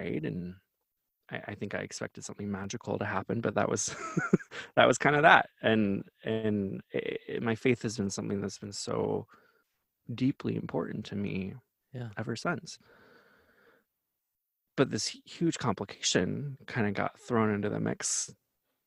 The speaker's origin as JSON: {"language": "English", "region": "Wisconsin", "country": "United States", "tie": "born or raised there", "also_born_or_lived": "Iowa", "said": "I'm from Wisconsin and Iowa."}